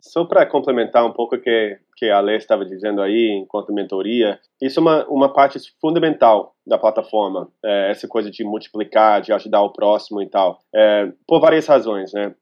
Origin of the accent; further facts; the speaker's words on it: California, United States; Portuguese is a second language; moved away as an adult; also born or lived in Rio de Janeiro, Brazil; eu sou americano, eu sou da Califórnia.